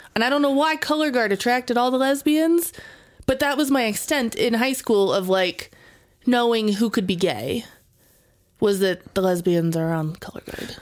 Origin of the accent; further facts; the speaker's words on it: Las Vegas, Nevada, United States; I grew up in Vegas